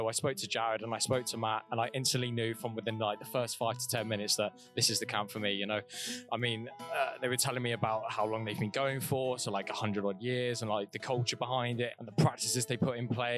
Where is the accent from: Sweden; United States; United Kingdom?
United Kingdom; England; we're both from England